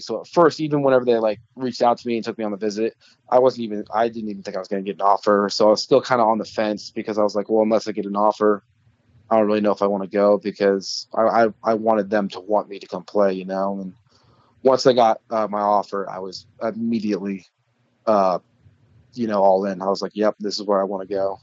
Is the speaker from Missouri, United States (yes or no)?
yes; Rockport, Missouri, United States; I really enjoyed growing up in Rockport